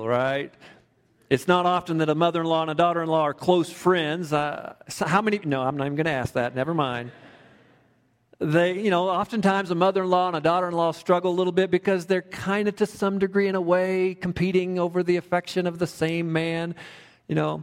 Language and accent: English; Kansas, United States; now in Woodland Park, United States; I grew up in Kansas, a small town similar to Woodland Park in many respects